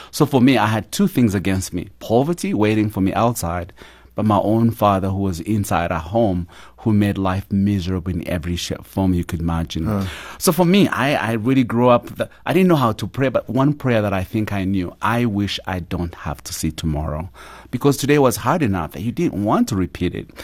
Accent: Uganda; moved away; I grew up in a small little village at the border of Uganda and Rwanda and grew up poor of the poorest

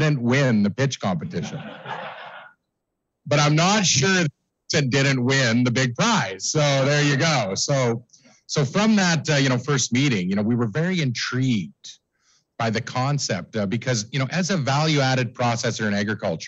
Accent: Davidson, Saskatchewan, Canada; when I was a child growing up in Davidson

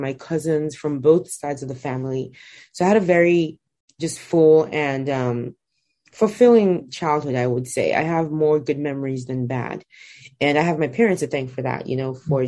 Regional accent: Nigeria; I grew up in Nigeria, which is where I was born and where I'm from.

